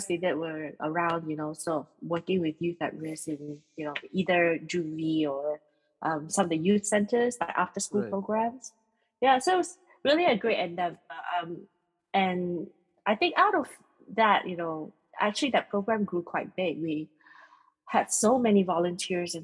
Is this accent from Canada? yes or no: no; Singapore; being Singaporean